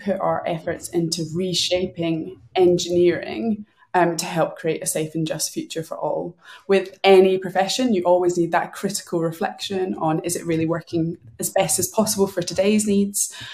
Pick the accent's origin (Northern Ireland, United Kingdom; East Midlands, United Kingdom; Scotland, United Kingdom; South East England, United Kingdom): Scotland, United Kingdom; Glasgow; now in London, United Kingdom; I'm a Glaswegian.